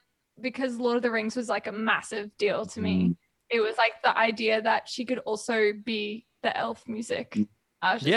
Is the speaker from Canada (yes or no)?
no; Queensland, Australia; I'm a Queenslander too.